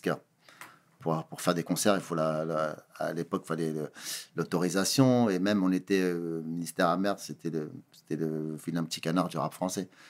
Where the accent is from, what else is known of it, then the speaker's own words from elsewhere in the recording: Sarcelles, Île-de-France, France; je viens de Sarcelles, je viens de banlieue